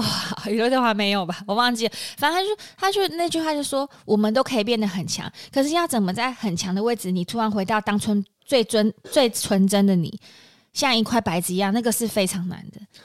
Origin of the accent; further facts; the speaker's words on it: Taiwan; 我们台湾人